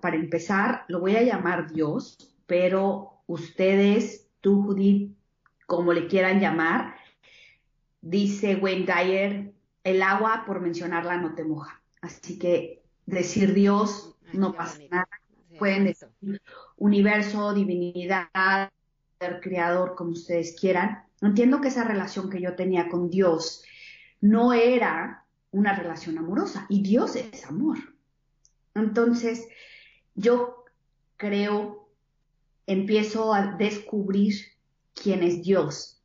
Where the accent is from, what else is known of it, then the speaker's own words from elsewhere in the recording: Querétaro, Mexico; yo soy de Querétaro, nací en Querétaro, México